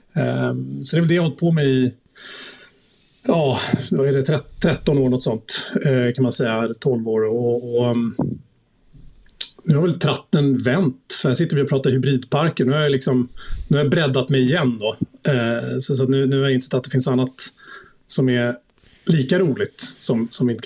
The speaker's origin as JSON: {"language": "Swedish", "area": "outside Stockholm", "region": "Stockholm County", "country": "Sweden", "tie": "born or raised there", "also_born_or_lived": "Munich, Germany", "said": "Jag är uppvuxen i, utanför Stockholm. Jag har bott här i stort sett hela mitt liv."}